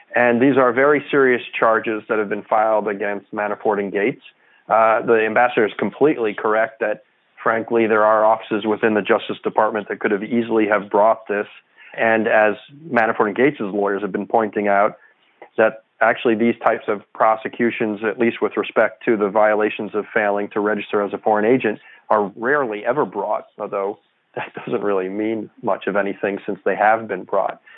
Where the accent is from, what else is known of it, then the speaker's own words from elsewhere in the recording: New York, United States; now in Washington, D.C., United States; I'm a New Yorker